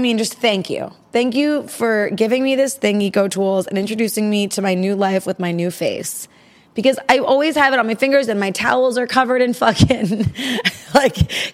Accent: New York, United States; I'm from New York

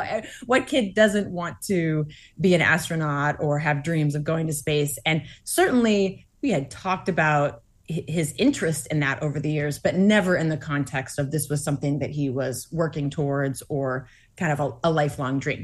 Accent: Massachusetts, United States; born or raised there

